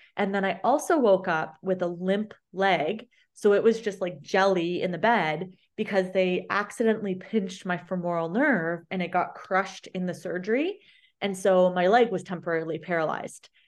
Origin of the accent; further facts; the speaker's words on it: London, Ontario, Canada; my hometown at the big medical university center here in London, Ontario